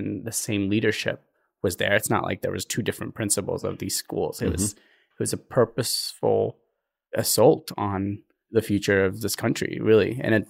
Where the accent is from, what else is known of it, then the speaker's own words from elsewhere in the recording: Eritrea; also born or lived in Ethiopia; So to clarify, I was born in Ethiopia, but I'm Eritrean in every sense.